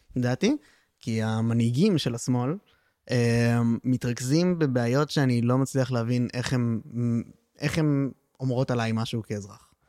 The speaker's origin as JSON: {"language": "Hebrew", "town": "Tel Aviv", "region": "Tel Aviv District", "country": "Israel", "said": "בתור תל אביבי"}